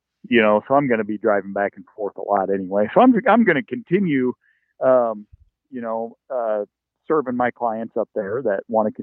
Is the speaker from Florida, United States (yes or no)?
no; North Central Iowa, United States; moved away as an adult; also born or lived in Nebraska / Wyoming / Kansas; now in near Des Moines, United States; I grew up in North Central Iowa